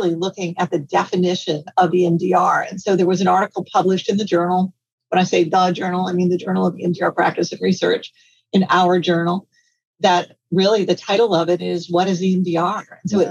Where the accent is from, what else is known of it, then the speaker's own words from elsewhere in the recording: Louisiana, United States; I'm from Louisiana and we make gumbo